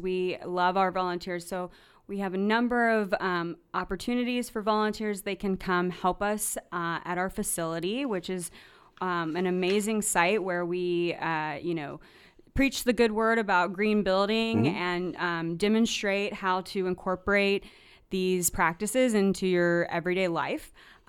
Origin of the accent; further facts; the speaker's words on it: North Carolina, United States; So I grew up in North Carolina on the East Coast